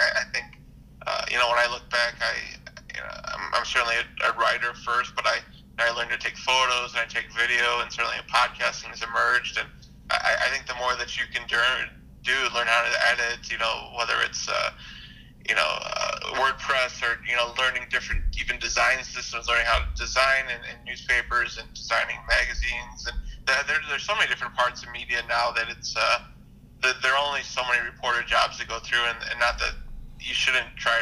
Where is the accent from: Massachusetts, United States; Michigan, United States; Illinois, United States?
Illinois, United States; Chicago; also born or lived in Indiana; I grew up in Chicago on the Northwest side